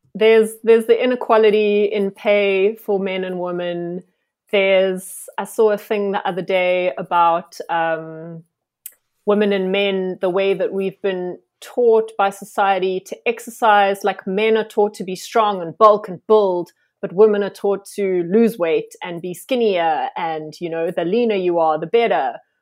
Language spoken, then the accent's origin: English; Johannesburg, Gauteng, South Africa; moved away as an adult; now in Cape Town, South Africa; so I'm originally from Joburg and I moved to Cape Town 6 years ago now.